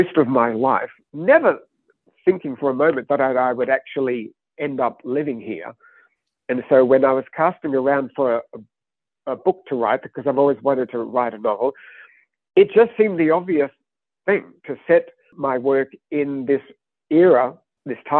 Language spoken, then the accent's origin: English; Australia; I grew up in Australia. My childhood was the 1970s